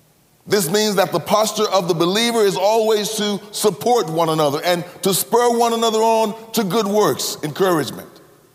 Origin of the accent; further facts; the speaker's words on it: Cleveland, Mississippi, United States; When I was growing up in Cleveland, Mississippi, anybody know where Cleveland, Mississippi is? Cleveland, Mississippi is about 60 miles north of Jackson, Mississippi